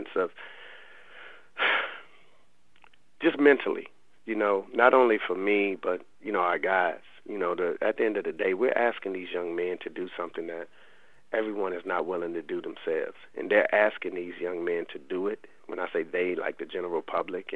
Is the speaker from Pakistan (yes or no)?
no; Raleigh, North Carolina, United States; I'm from the Lane Street Housing Projects in Raleigh, and I lived over half my life in those projects